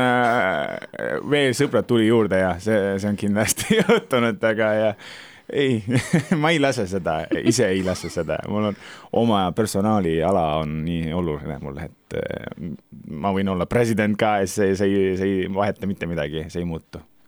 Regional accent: Turkey; Estonian is a second language; now in Estonia; mina käisin Türgist ära ja ma elan Eestis

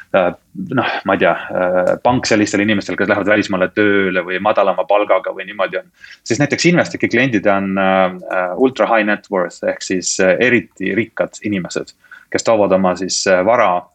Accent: Estonia; now in United Kingdom; olen eestlane, eks ole, eesti keelt oma arust räägin ilma aktsendita siiski

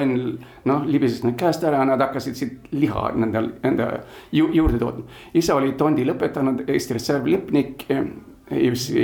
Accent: Gothenburg, Västra Götaland, Sweden; also born or lived in Tallinn, Estonia; now in Estonia; ma olen üles kasvanud Göteborgis, Rootsi läänerannikul

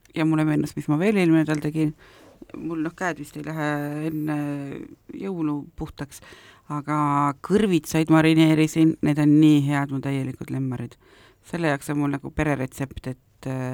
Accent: South Estonia, Estonia; moved away; ma olen ju lõunast pärit

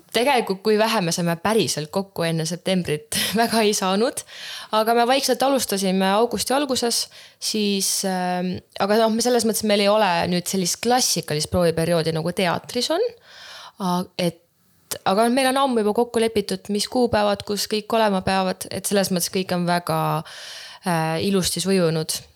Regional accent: Häädemeeste, Pärnu County, Estonia; ma olen Häädemeestelt pärit tegelikult

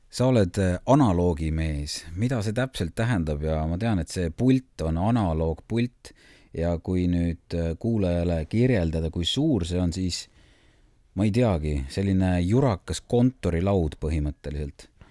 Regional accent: Saare County, Estonia; ma olen saarlane

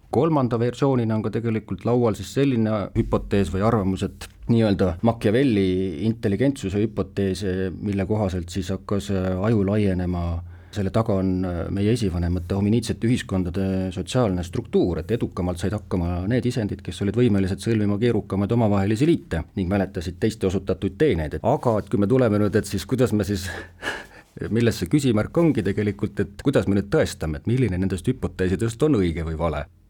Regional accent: Sonda, Ida-Viru County, Estonia; ma ise olen Virumaalt pärit, siis Sondast olen ma pärit

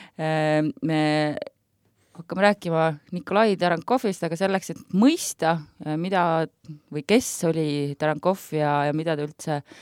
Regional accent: Klooga, Harju County, Estonia; Klooga on minu kodukoht väga hingelähedane mulle

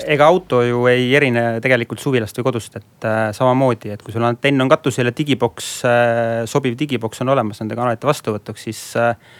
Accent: South Estonia, Estonia; olen Lõuna-Eestist pärit

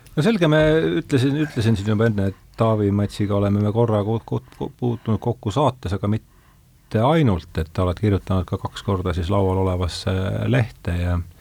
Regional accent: Rakvere, Lääne-Viru County, Estonia

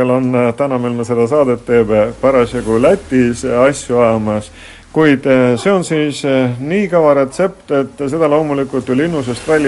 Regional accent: Vastseliina, Võru County, Estonia; ja kohalik inimene.

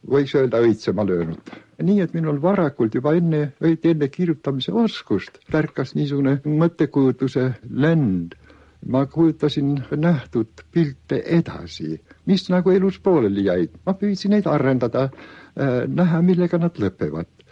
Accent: Ahja manor, Võnnu parish, Tartu County, Estonia; minu varasem lapsepõlv ja ka varasem poisikesepõlv möödus Tartumaal, Võnnu kihelkonnas, tolleaegses Ahjamõises

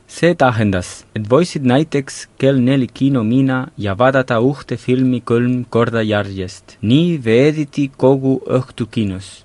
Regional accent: Lleida, Catalonia, Spain; moved away; minu kodulinnas Leidas

